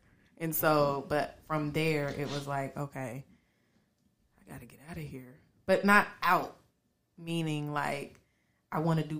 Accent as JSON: {"language": "English", "town": "Dayton", "region": "Ohio", "country": "United States", "tie": "born or raised there", "also_born_or_lived": "Oklahoma", "said": "Because I feel like I'm a little bit from everywhere, but I was raised in Dayton. I was born in Oklahoma, because my parents were in the military. And we made our way to Dayton, and so now we're here, and I've been here since I was about 5 years old."}